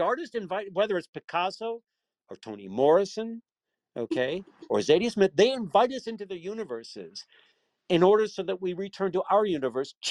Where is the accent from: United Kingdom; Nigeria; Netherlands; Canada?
United Kingdom; England; I'm half English. I grew up in England, right?